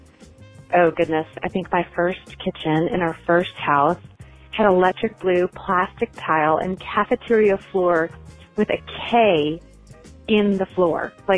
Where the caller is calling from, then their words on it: Denver, Colorado, United States; I'm calling from Denver.